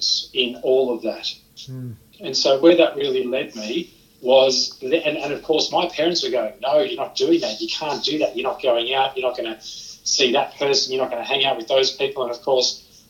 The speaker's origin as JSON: {"language": "English", "town": "Sydney", "region": "New South Wales", "country": "Australia", "tie": "born or raised there", "also_born_or_lived": "Geelong, Victoria", "moved": "as an adult", "said": "I grew up in Sydney, that then led me to Victoria, Geelong in Victoria to be exact"}